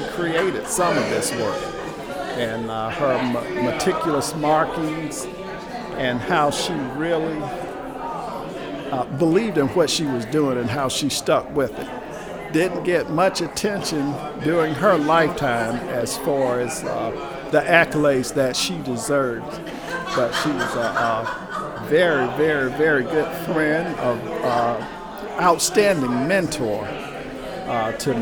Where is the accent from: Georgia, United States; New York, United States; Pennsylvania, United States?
Georgia, United States; Atlanta; I'm from Atlanta, Georgia